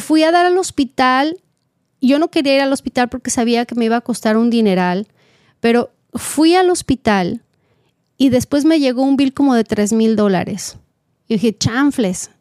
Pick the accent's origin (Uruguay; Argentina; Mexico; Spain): Mexico; now in California, United States; yo como mexicana, pues así me educaron